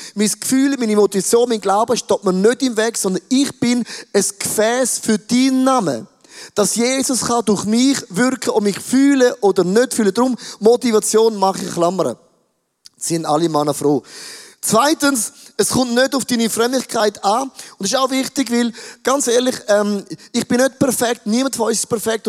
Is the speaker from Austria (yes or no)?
no; Switzerland; now in Zurich, Switzerland